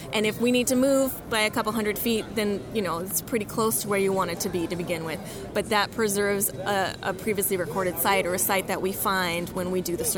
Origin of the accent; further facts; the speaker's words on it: Richmond, Virginia, United States; moved away as an adult; also born or lived in Rapid City, South Dakota; now in Bismarck, United States; I'm originally from Richmond, Virginia